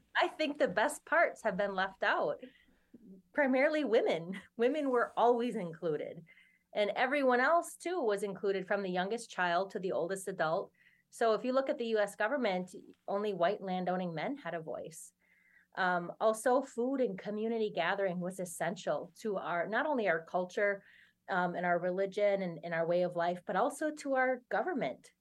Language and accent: English; Oneida, Wisconsin, United States; I grew up here in Oneida in, in my community